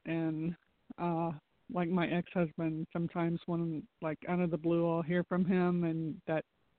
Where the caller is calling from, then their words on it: Florida, United States; from Florida.